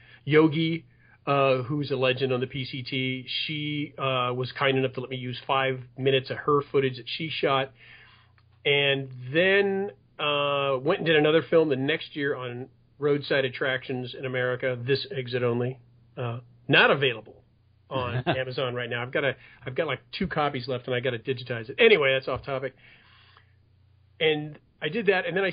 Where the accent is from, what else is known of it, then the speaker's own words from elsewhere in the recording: Los Angeles, California, United States; I was raised in the San Fernando Valley. And I still live here now